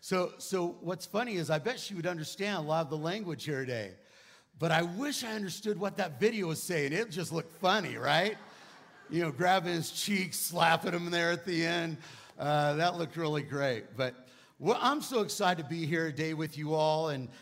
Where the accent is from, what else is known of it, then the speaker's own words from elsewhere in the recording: California, United States; accent: Cali-Texan; moved away as an adult; now in Texas, United States; I'm actually from California, but I've been at Lakewood for 20 years, so I call myself a Cali-Texan, right? It's like half and half, but I don't have the twang yet.